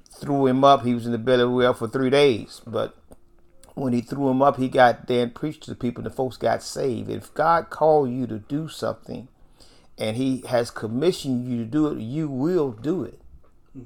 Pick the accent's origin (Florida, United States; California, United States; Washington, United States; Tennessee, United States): Tennessee, United States; Nashville; I grew up in North Nashville